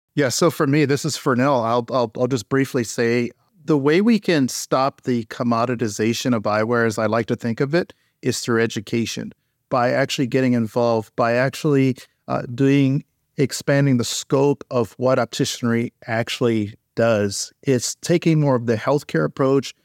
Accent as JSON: {"language": "English", "town": "St. Petersburg", "region": "Florida", "country": "United States", "tie": "born or raised there", "said": "when I was a child, I grew up in Saint Petersburg, Florida."}